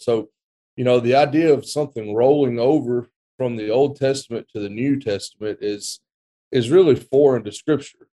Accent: West Alabama, United States; moved away as an adult; also born or lived in Memphis, Tennessee; now in Roscoe, Texas, United States; I'm originally from West Alabama, not too far from where Houston grew up

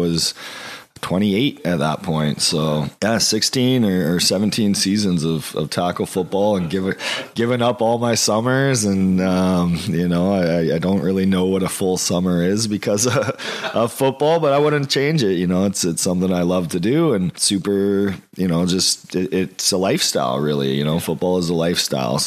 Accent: Mission, British Columbia, Canada; I grew up in Mission and we didn't have football there until I think I was 12

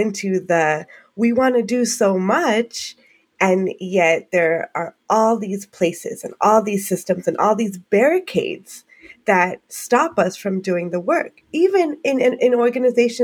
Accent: United States; I am Asian Indian American

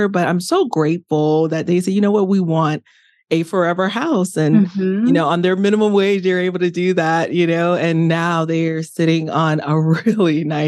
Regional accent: Miami, Florida, United States; my house that we grew up in Miami, I'm from the inner city of Miami

